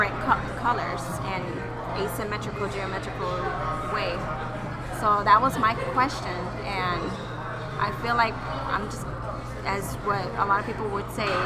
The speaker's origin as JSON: {"language": "English", "region": "Arizona", "country": "United States", "tie": "born or raised there", "said": "This is my hometown, Arizona. It's my town, my state."}